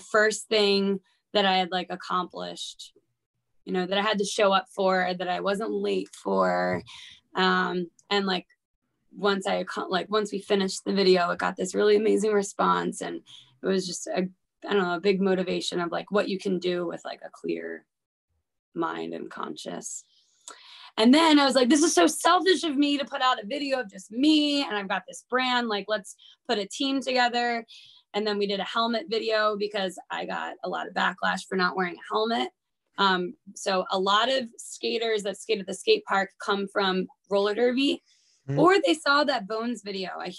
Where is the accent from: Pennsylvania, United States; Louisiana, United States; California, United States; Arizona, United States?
Pennsylvania, United States; Philadelphia; moved away; I'm from Philly